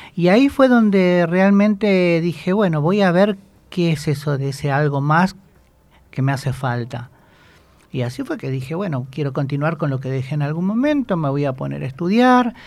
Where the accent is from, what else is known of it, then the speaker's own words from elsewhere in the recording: Moreno, Buenos Aires Province, Argentina; yo soy de Moreno